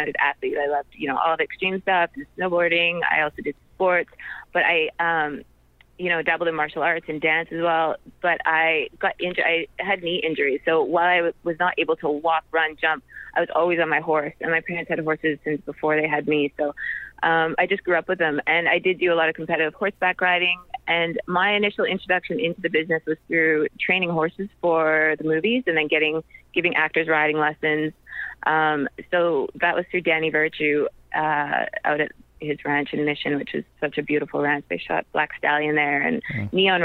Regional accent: Canada; I was born in Canada.

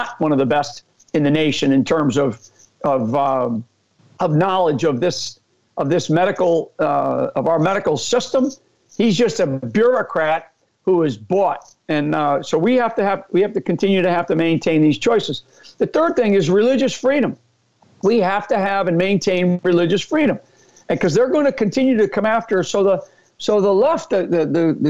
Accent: Northeast, United States; I'm an Irish Catholic. I grew up in a great family up in the Northeast

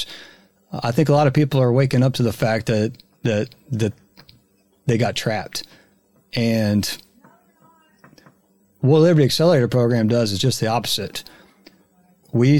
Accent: Texas, United States; accent: Texas; my Texas accent

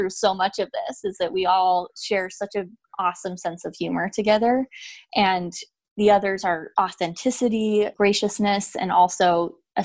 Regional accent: Idaho, United States; I was a child of divorce and I grew up in Idaho and my father is gay

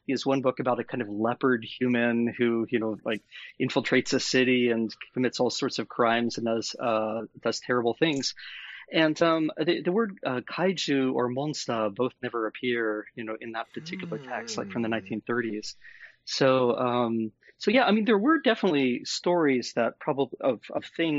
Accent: American Midwest, United States; also born or lived in Japan; now in Kalamazoo, United States; I'm originally from the American Midwest

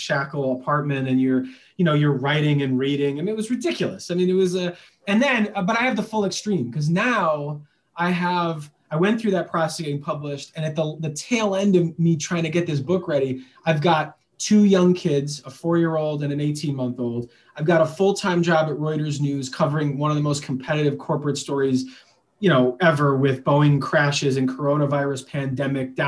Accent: Chicago, Illinois, United States; I grew up in Chicago

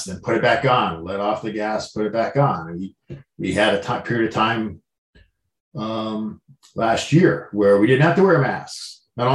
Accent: United States; growing up in the United States

